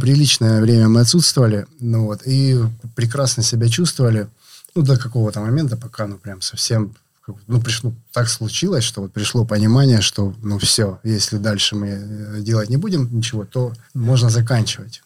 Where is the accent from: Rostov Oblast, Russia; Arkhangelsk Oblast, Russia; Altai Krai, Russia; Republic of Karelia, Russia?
Rostov Oblast, Russia; Rostov-on-Don